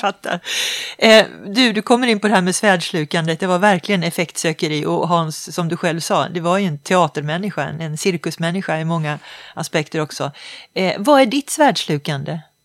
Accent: Sweden; känna sig lite stolt som svensk

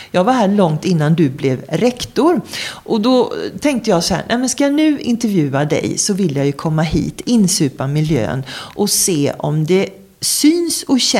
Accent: Skåne, Sweden; now in Stockholm, Sweden; Sen är jag uppvuxen i Skåne och då snackar jag sådär när jag är där. Ja, och sen har jag bott här i Stockholm i 30 år. Så jag är dialektalt förvirrad.

